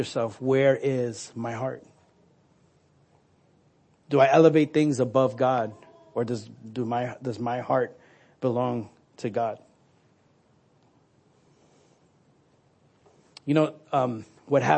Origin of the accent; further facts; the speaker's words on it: New York, United States; moved away; I'm from New York. I say awe